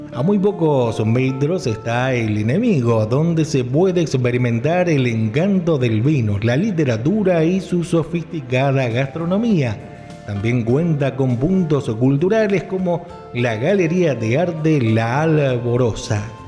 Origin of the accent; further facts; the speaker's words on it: Mendoza, Argentina; aquí en nuestra provincia de Mendoza